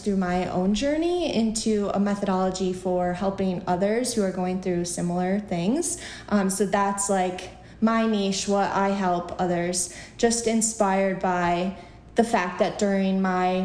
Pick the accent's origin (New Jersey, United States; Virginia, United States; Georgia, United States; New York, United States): New York, United States; Central; also born or lived in Buffalo, New York; now in New York City, United States; I grew up in Central New York